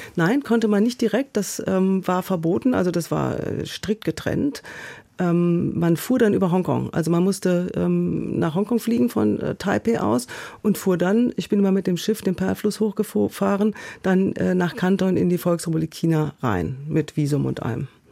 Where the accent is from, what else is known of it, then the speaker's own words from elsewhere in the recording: Essen, North Rhine-Westphalia, Germany; moved away as an adult; also born or lived in Munich; now in Berlin, Germany; ich bin in Essen aufgewachsen